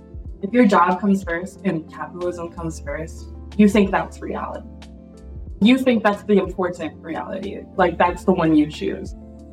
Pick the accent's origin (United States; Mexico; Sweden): United States; I'm from America.